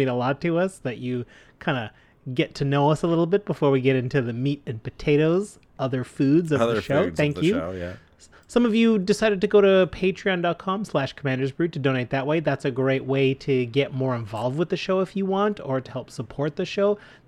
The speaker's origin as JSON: {"language": "English", "country": "Canada", "said": "We're proud Canadian podcasters"}